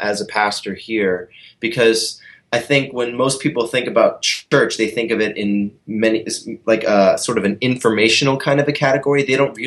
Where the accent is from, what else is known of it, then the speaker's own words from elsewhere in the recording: Columbia, Maryland, United States; in Columbia, Maryland, my hometown